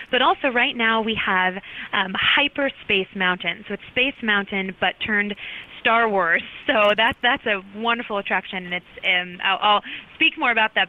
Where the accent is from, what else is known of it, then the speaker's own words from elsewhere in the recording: Oregon, United States; moved away; I grew up in Oregon.